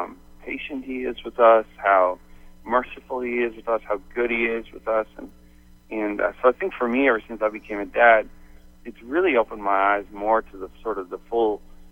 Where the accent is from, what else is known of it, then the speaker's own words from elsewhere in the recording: St. John's, Newfoundland and Labrador, Canada; moved away as an adult; also born or lived in Phoenix, United States; moving from Phoenix, you know, where I grew up in St. John's and moved to Arizona when I was 20.